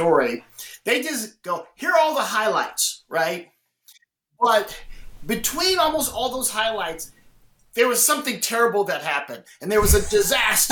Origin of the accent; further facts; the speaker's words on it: Midwest, United States; moved away; I'm growing up in the Midwest.